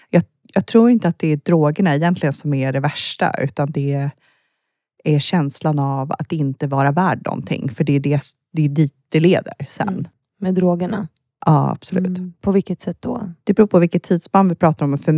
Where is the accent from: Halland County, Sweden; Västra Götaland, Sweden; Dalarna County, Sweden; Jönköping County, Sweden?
Västra Götaland, Sweden; Västergötland; now in Uppsala, Sweden; Nej, jag är uppväxt i eh, södra Sverige. Mm. västgöte från början. Aha, okay. eh, ja, men jag flyttade därifrån eh, tidigt.